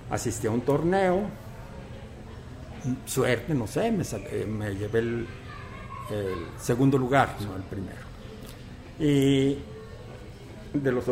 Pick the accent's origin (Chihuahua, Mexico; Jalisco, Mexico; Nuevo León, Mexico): Jalisco, Mexico; Teocaltiche; born there; yo nací aquí en Teocaltiche, ya hace algunos años, en el año de 1947 yo viví una infancia eh, feliz